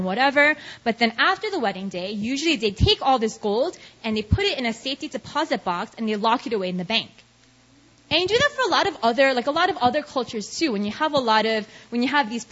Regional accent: New York City, New York, United States; moved away as an adult; now in South Korea; I'm from New York, and growing up in New York, I had a bunch of Indian friends

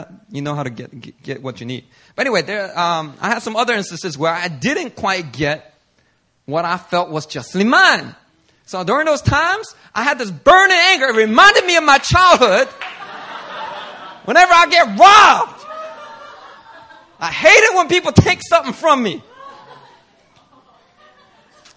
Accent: Philadelphia, Pennsylvania, United States; a young middle schooler growing up in Philly

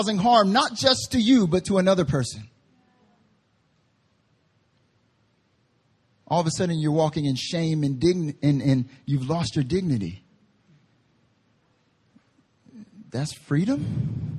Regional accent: Southern / Southeastern United States, United States; now in South Korea; I'm from the South

